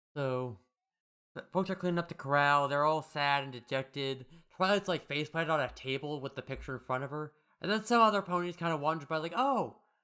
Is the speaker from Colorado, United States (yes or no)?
yes; Colorado, United States; I'm from Colorado.